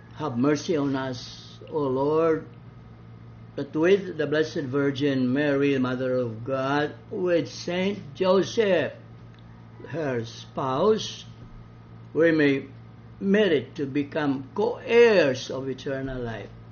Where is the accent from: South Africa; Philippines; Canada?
Philippines; Balamban, Central Visayas; in my hometown, Balamban, we lived in a barangay of the Poblacion in Baliwagan.